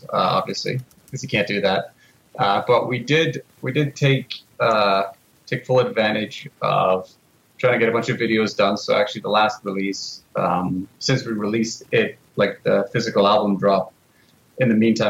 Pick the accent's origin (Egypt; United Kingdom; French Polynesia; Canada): Canada; Ontario; When I was a kid, I grew up in Ontario, and I would do a lot of salmon fishing during the salmon run